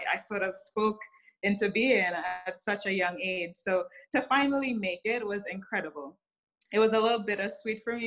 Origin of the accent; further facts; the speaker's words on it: Trinidad & Tobago; moved away as an adult; now in United States; So I grew up in Trinidad, which is a small Caribbean island.